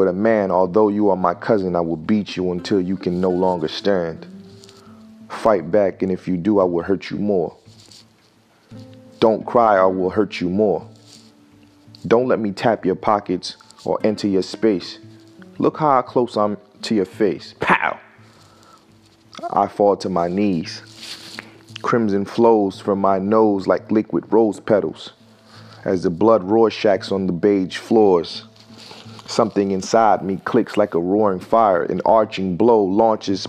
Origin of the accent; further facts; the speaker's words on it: Newark, New Jersey, United States; also born or lived in Miami, Florida; I grew up in New Jersey, and I spent a lot of my time in Newark, New Jersey, in an urban environment.